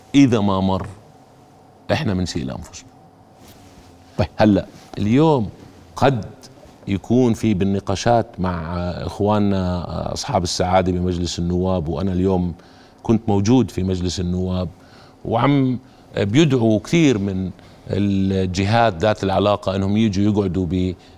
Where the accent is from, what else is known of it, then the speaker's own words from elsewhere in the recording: Jordan; انا كمواطن اردني